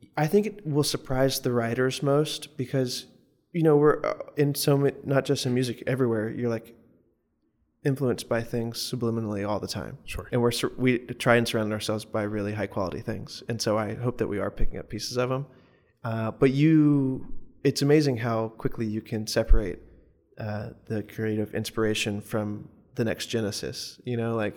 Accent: Morganton, North Carolina, United States; moved away as an adult; also born or lived in Chapel Hill, North Carolina; I'm from Morganton, North Carolina in the mountains, and when I moved to Chapel Hill for school

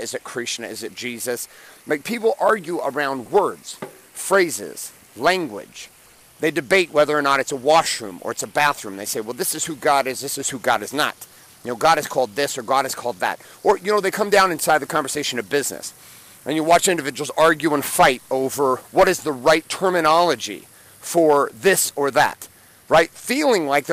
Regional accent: United States; I'm from the United States

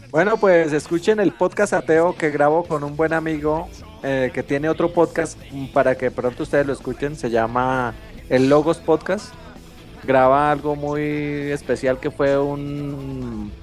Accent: Colombia; soy de Colombia

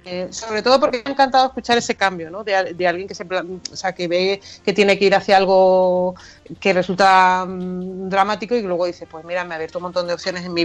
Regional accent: Santa Cruz de Tenerife, Canary Islands, Spain; accent: Canarian; se me va el acento, porque yo soy chicharrera. Aunque, aunque parezca una goda tremenda, pero soy chicharrera.

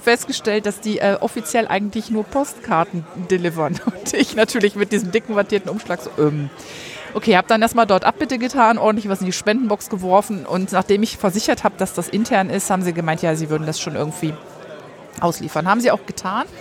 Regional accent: Rhineland, Germany; ich bin im Rheinland groß geworden

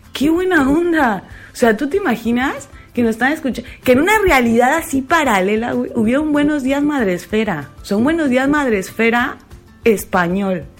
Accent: Mexico; now in Spain; estoy muy orgullosa, muy, muy orgullosa de ser mexicana.

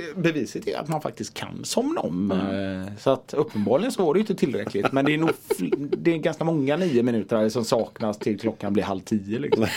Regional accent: Gothenburg, Västra Götaland, Sweden; jag är från Biskopsgården

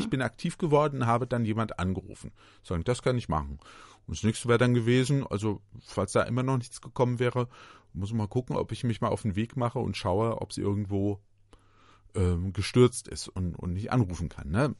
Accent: Germany

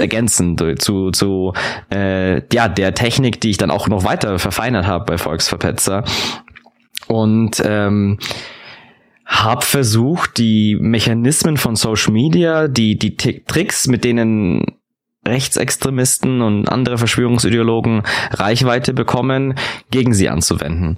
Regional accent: Augsburg, Bavaria, Germany; ich bin ja auch aus Augsburg

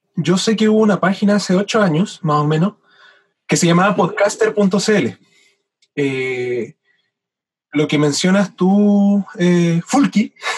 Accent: Chile; now in Valdivia, Chile; siendo chileno

